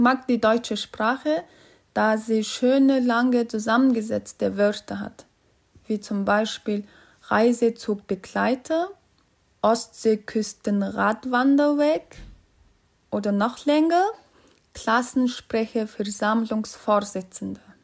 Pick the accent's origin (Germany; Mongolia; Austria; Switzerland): Mongolia; German is a second language; Ich komme aus der Mongolei.